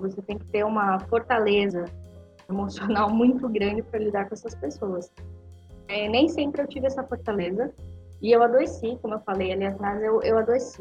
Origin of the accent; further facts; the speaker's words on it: Foz do Iguaçu, Paraná, Brazil; eu sou de Foz do Iguaçu, do Paraná